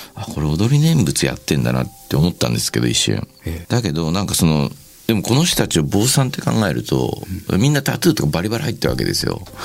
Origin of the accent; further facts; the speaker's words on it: Shimada, Shizuoka, Japan; 僕の地元静岡県島田市なんですけど